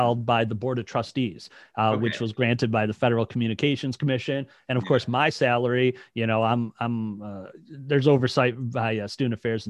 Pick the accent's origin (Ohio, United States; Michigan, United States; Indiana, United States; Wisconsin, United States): Michigan, United States; Detroit; also born or lived in Lake Orion, Michigan; now in Lansing, United States; I'm originally from the Detroit area